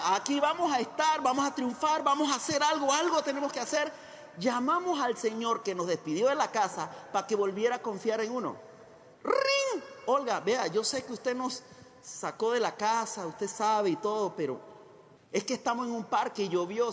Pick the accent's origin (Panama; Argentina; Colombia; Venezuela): Panama; Chiriquí; moved away as an adult; also born or lived in Costa Rica; nací en Panamá